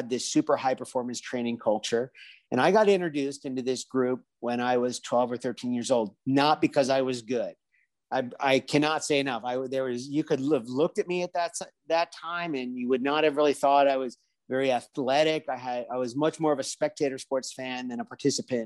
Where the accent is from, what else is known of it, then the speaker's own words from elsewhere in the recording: Washington, District of Columbia, United States; moved away as an adult; now in Spain; I grew up in the Washington, D.C. area